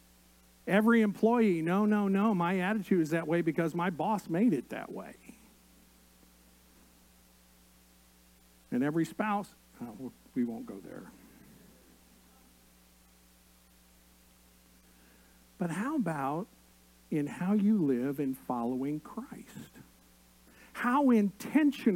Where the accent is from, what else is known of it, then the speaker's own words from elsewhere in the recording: Indiana, United States; I grew up in Indiana, and basketball was the first love